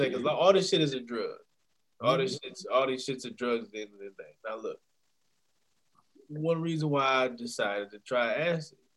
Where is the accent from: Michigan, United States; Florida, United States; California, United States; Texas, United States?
Michigan, United States; Detroit; now in Ohio, United States; y'all know I'm honestly from Detroit